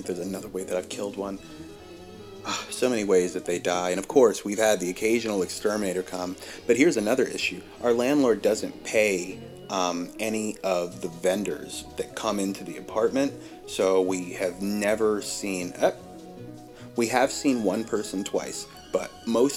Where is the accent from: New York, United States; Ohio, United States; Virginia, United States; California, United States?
Virginia, United States; I grew up in Virginia